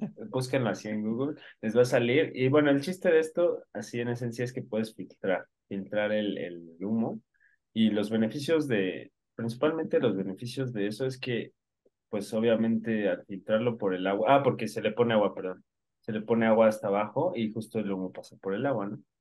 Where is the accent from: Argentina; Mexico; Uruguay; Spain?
Mexico; nosotros somos de México